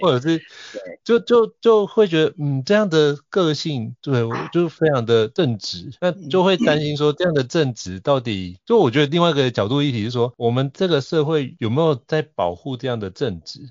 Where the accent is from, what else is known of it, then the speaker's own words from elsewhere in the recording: Taiwan; 我对我，我土生土长的这块土地